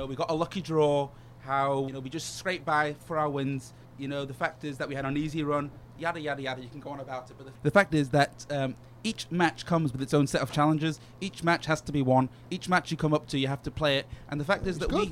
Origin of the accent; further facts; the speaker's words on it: England, United Kingdom; as an Englishman